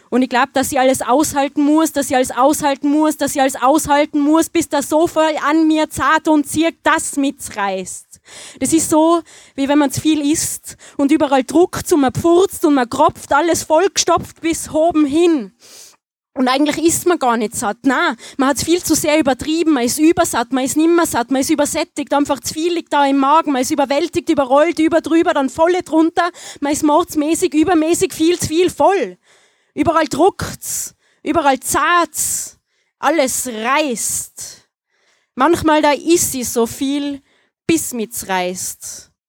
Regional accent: Tyrol, Austria; Ich äh, habe einen Text äh, in Mundart, äh, falls man es nicht hört. Äh, ich komme aus Tirol.

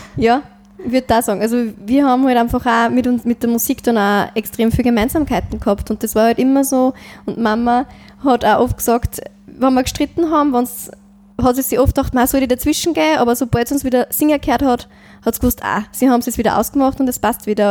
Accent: St. Ulrich im Mühlkreis, Upper Austria, Austria; accent: Mühlviertler Dialekt; now in Linz, Austria; bei uns im Mühlviertel

